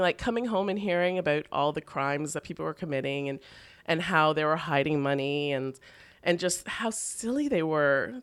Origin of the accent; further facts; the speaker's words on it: Toronto, Ontario, Canada; now in New York City, United States; I grew up in Toronto